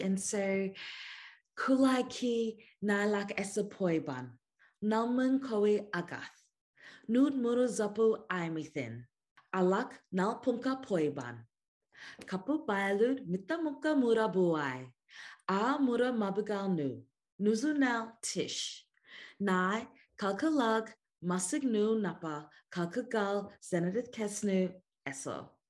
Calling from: Victoria, Australia; I'm calling here on Wurundjeri country of the Kulin kinship.

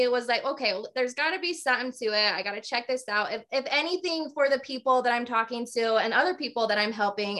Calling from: Morgan, Utah, United States; Do you know where Morgan's at?

